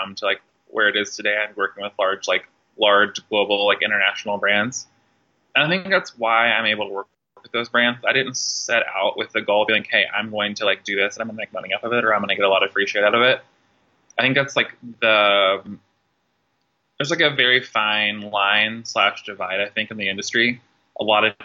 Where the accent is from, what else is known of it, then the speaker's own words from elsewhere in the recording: southern Indiana, United States; moved away as an adult; now in Louisville, United States; born and raised in the Kentuckiana area, originally from southern Indiana, but have lived in Louisville since I turned 18. Definitely grew up in like a smaller town in Indiana